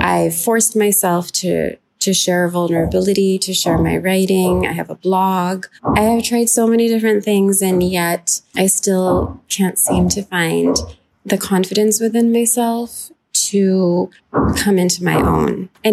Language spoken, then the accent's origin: English; New York, United States; also born or lived in Lahore, Pakistan / Austin, Texas / London, England; I am a Pakistani and an American. I am a writer and a teacher, and I have lived all over the place. I grew up in New York, also in Lahore, Pakistan